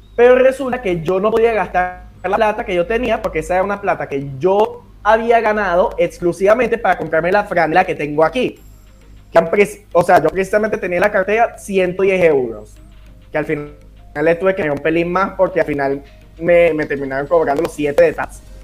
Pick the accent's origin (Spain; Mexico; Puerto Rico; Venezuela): Venezuela; Caracas, Capital District; Soy de Caracas, Venezuela